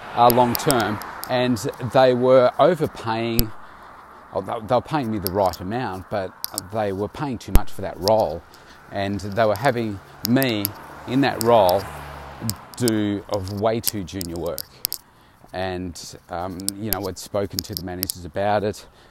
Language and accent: English; Bendigo, Victoria, Australia; moved away as an adult; now in Melbourne, Australia; I left uh, my hometown of Bendigo back in 1990 to come to Melbourne